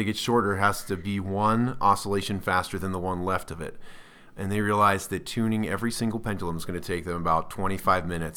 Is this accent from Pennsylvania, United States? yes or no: no; New Jersey, United States; I'm actually East Coast. I was born and raised in New Jersey